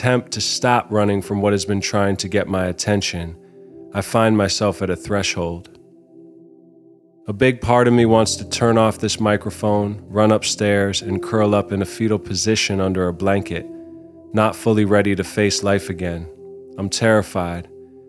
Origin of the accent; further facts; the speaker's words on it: New York City, New York, United States; also born or lived in London, United Kingdom / Los Angeles, United States; I was born in London because my dad was making a movie about stopping nuclear war, and then quickly moved to LA. Soon after, my parents divorced, and I bounced from coast to coast, mainly growing up in New York City.